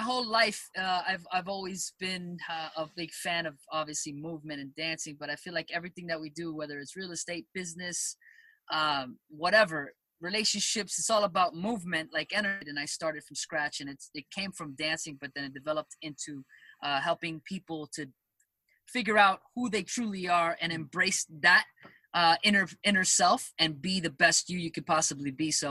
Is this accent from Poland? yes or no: no; Miami, Florida, United States; moved away as an adult; also born or lived in New York; So I am originally from Miami, born in New York. My family's Colombian.